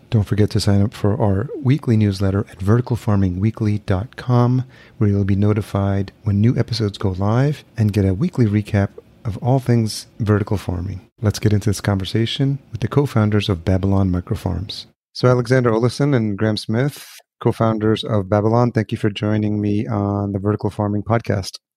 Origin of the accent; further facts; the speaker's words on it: El Salvador; growing up in El Salvador, my home country as well